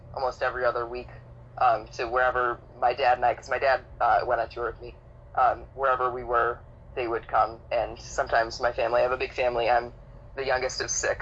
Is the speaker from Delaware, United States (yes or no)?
no; Chicago, Illinois, United States; Chicago, Illinois